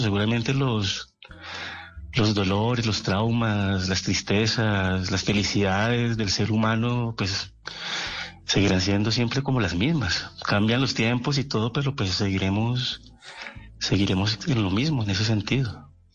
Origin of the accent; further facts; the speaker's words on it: Bucaramanga, Santander, Colombia; also born or lived in Cali; yo nací en Cali, sí, yo nací en Cali, pero yo a los cuatro años estaba viviendo en Bucaramanga